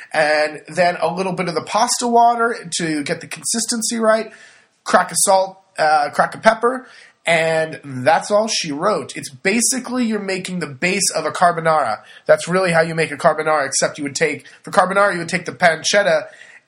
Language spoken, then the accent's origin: English; California, United States; moved away as an adult; now in Le Marche, Italy; I'm from California